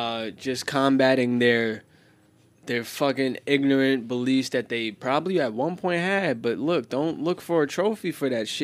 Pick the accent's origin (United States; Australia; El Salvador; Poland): United States; New York City, New York; I'm from Bensonhurst.